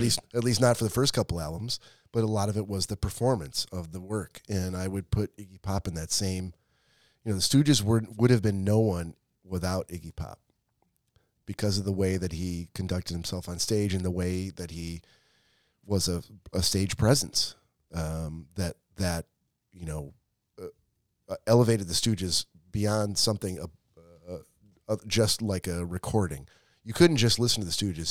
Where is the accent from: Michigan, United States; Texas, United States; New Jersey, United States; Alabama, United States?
Michigan, United States; Detroit; I'm from Michigan, uh, from Metro Detroit